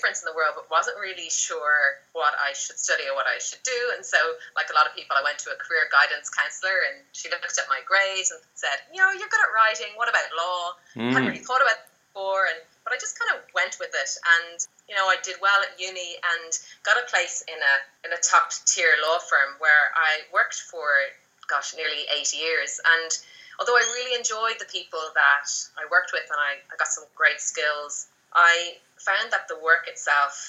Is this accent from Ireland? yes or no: yes; Dublin, Leinster, Ireland; moved away as an adult; now in Australia; I was born in Ireland and I came to Australia 5 years ago. I grew up in Dublin